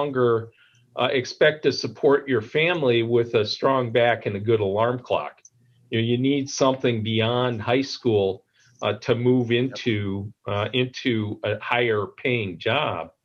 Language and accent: English; Madison, Wisconsin, United States; where I grew up here in Madison